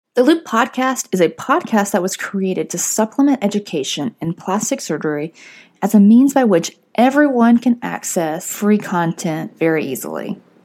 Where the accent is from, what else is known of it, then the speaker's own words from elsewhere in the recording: Fort Payne, Alabama, United States; moved away as an adult; also born or lived in Pennsylvania / New Orleans; now in Atlanta, United States; I'm originally from Fort Payne, Alabama